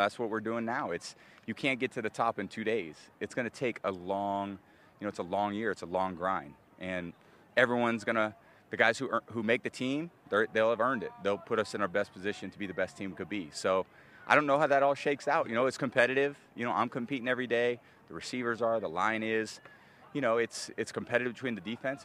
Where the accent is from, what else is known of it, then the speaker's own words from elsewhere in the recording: Northern California, United States; moved away as an adult; also born or lived in Michigan; me growing up in Northern Cal